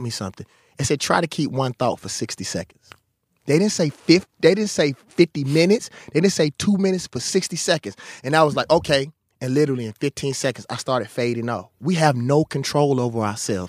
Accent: Mississippi, United States; I come from Mississippi

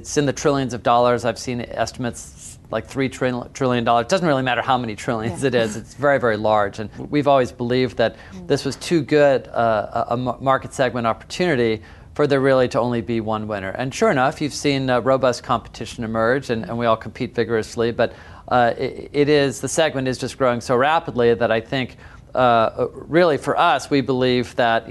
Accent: Seattle, Washington, United States; I grew up in Seattle

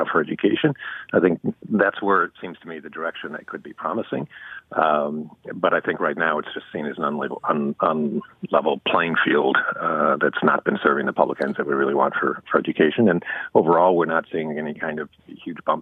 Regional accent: New York, United States; I'm actually a New Yorker

